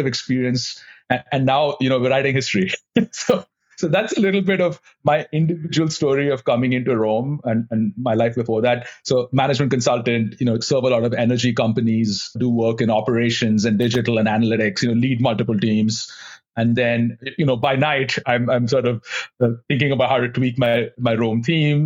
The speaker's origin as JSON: {"language": "English", "country": "India", "tie": "born or raised there", "moved": "as an adult", "lives_now": "United States", "said": "I grew up in India"}